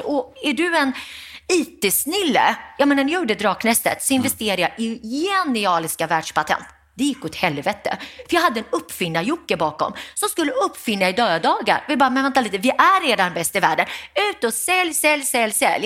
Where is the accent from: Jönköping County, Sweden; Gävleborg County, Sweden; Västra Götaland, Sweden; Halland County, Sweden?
Västra Götaland, Sweden; Gothenburg; efter en lång resa hamnade vi i Göteborg, miljonprogram Programmets Göteborg, arbetarkvarter, Västra Frölunda. Och där växte jag upp.